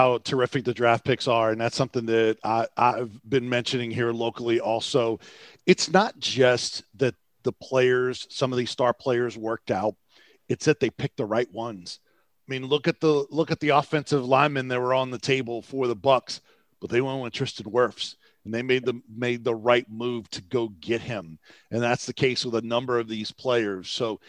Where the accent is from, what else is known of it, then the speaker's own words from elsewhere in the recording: Tampa, Florida, United States; moved away; my hometown